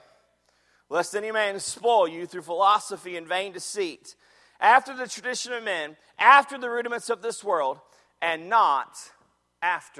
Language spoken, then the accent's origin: English; Jacksonville, Florida, United States; I grew up in Jacksonville, Florida.